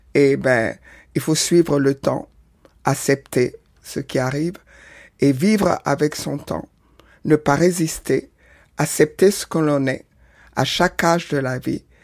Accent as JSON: {"language": "French", "country": "Senegal", "tie": "born or raised there", "also_born_or_lived": "Porto-Novo, Benin", "said": "je suis né au Bénin, à Porto Novo, grandi au Sénégal."}